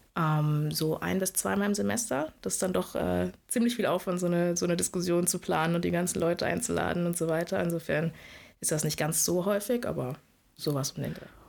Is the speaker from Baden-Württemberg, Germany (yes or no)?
yes; Karlsruhe, Baden-Württemberg, Germany; moved away as an adult; now in Lübeck, Germany; ich komme eigentlich aus Karlsruhe, insofern bin jetzt im Norden gelandet